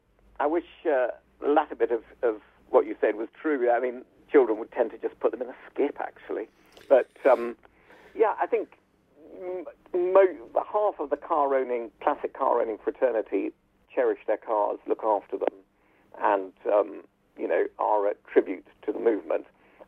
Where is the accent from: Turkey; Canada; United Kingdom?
Turkey; Well, because I was brought up in Turkey, the family first car was a Mercedes 300 Adenauer, if that's the right pronunciation.